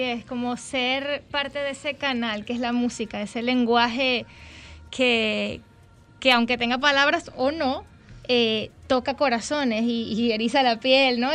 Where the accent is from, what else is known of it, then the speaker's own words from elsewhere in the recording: Venezuela; moved away; se parecen mucho a los que tenemos allá en Venezuela